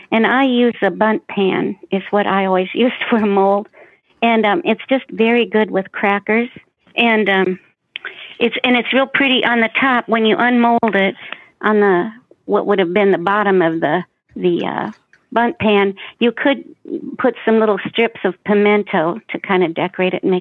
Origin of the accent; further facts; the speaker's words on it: Des Moines, Iowa, United States; I'd like to wish everybody a Merry Christmas, and I'm from Des Moines, Iowa